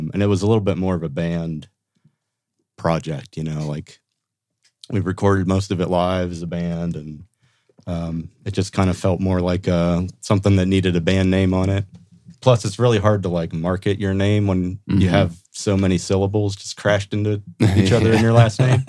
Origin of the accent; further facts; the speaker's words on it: West Virginia, United States; moved away as an adult; now in Louisville, United States; West Virginia